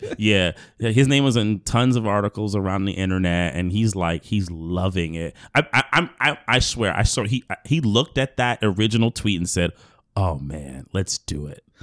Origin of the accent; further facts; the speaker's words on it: New York City, New York, United States; I grew up here in New York